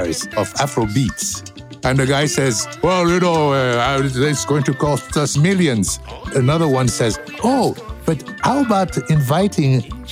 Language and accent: English; Cameroon; I'm from Cameroon